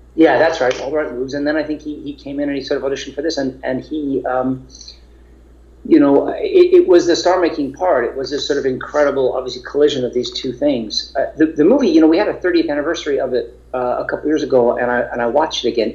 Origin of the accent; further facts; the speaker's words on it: New York, United States; I grew up in New York